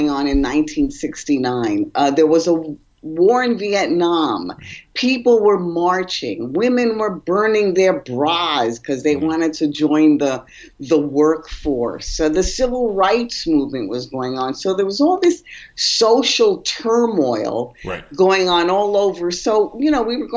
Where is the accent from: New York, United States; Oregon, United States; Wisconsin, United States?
New York, United States; I was born and raised in New York